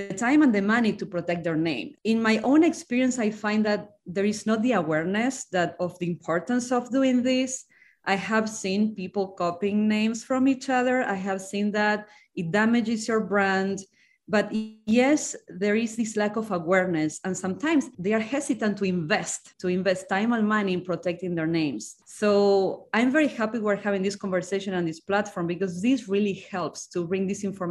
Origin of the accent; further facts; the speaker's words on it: Argentina; moved away as an adult; now in United States; I'm from Argentina. I came here 20 years ago for my MBA at Dartmouth